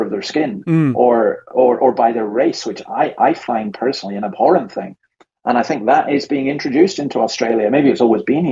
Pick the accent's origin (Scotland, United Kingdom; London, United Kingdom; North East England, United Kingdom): Scotland, United Kingdom; I'm Scottish